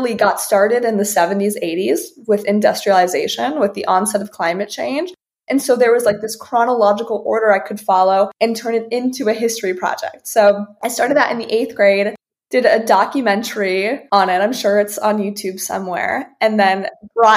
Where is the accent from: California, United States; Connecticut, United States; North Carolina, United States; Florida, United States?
Florida, United States; Fort Lauderdale; I grew up in Fort Lauderdale